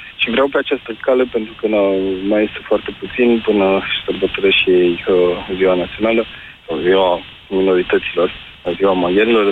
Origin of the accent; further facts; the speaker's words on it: Romania; sunt născut în zona Carpaților de Curcură. Uh, am uh, crescut, am urmat grădinița în limba germană